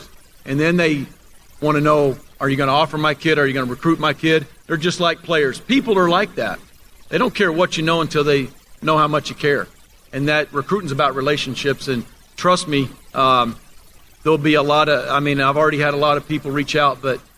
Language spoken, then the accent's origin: English; Oklahoma, United States; now in Lubbock, United States; I'm from Oklahoma